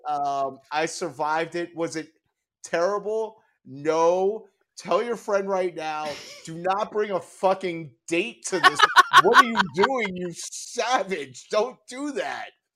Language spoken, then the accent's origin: English; New York, United States; now in Chicago, United States; I grew up in New York